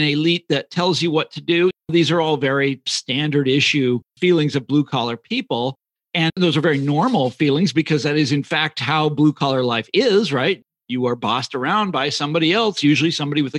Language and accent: English; Kansas City, Kansas, United States; moved away; also born or lived in Chicago; I'm from Kansas City originally